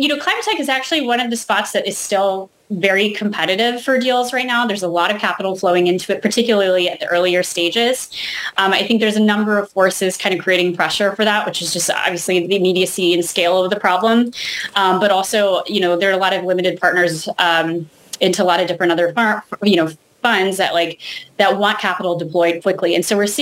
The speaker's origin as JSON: {"language": "English", "region": "California", "country": "United States", "tie": "born or raised there", "said": "I grew up in California"}